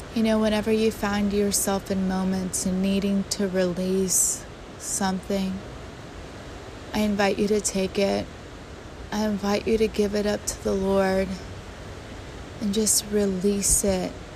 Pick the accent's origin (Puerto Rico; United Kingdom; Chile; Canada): Puerto Rico; moved away; I grew up in Puerto Rico